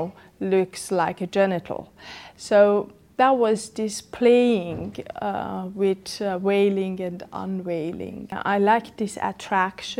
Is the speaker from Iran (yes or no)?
yes; Iran; moved away as an adult; now in Germany; I come from Iran